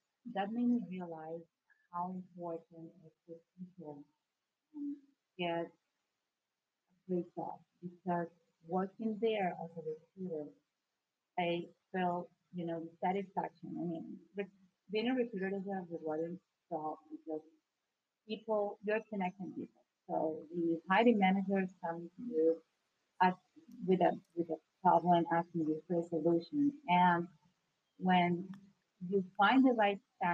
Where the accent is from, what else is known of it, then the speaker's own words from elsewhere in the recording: Venezuela; moved away as an adult; now in United States; I'm from Venezuela